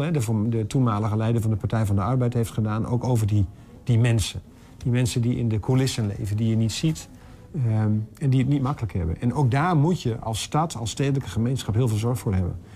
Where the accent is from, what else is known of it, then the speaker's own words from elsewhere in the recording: Enter, Overijssel, Netherlands; also born or lived in Almelo; ik ben geboren en getogen in Enter, net eventjes verderop